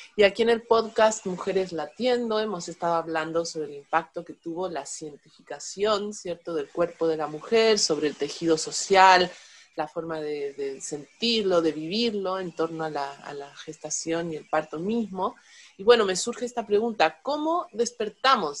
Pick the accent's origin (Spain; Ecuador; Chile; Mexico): Mexico; moved away; soy partera tradicional mexicana